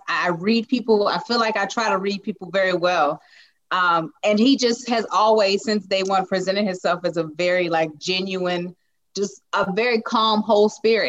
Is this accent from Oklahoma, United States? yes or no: no; Lugoff, South Carolina, United States; I am from Lugoff, South Carolina